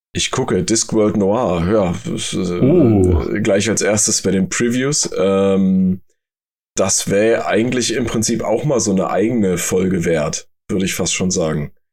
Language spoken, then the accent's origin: German; Germany; bei uns in Deutschland